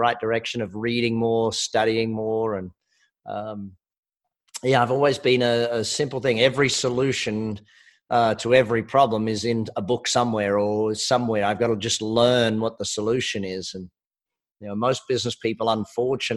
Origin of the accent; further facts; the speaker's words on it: Australia; I am Australian